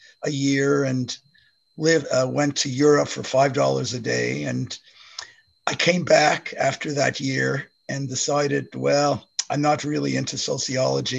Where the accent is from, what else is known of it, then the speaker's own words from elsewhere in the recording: Montreal, Quebec, Canada; moved away as an adult; now in Kingston, Canada; I'm from Montreal